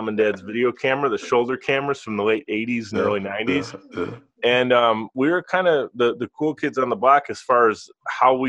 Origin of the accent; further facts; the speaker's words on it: Buffalo, New York, United States; as a youngster, I grew up in Buffalo, New York